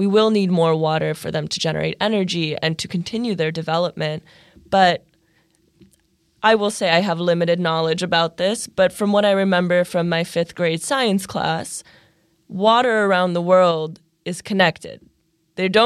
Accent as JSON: {"language": "English", "region": "California", "country": "United States", "tie": "born or raised there", "said": "I grew up in California"}